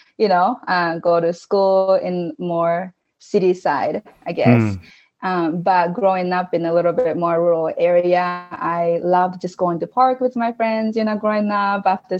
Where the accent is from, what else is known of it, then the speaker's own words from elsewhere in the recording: Japan; English is a second language; moved away as an adult; now in Utah, United States; born and raised in Japan, and I left Japan when I was 21, I think. And it's been about 11 years since I moved to the States from Japan.